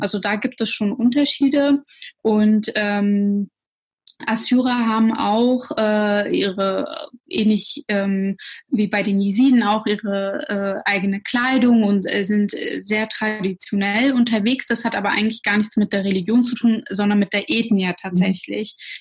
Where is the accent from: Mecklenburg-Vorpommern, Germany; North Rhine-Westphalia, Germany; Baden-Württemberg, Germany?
Mecklenburg-Vorpommern, Germany; Schwerin; first language Russian; moved away as an adult; also born or lived in Russia / Berlin; ich bin in Schwerin dann aufgewachsen und auch zur Schule ge äh, gegangen